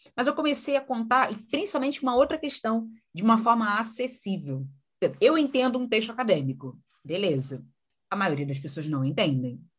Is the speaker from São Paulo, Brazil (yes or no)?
no; São Gonçalo, Rio de Janeiro, Brazil; Eu sou carioca, né? Nasci e criada no Rio uma cidadezinha chamada São Gonçalo.